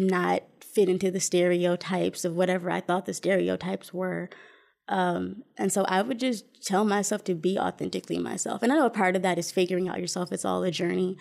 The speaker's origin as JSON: {"language": "English", "town": "Flint", "region": "Michigan", "country": "United States", "tie": "born or raised there", "also_born_or_lived": "Indianapolis, Indiana", "said": "was born and raised in Flint. Um, I lived there until I was about 26 years old"}